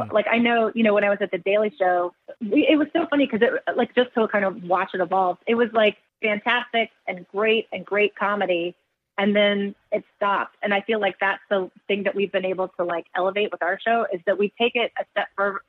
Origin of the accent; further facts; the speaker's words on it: United States; Just as a American citizen, it is so important to be engaged in politics.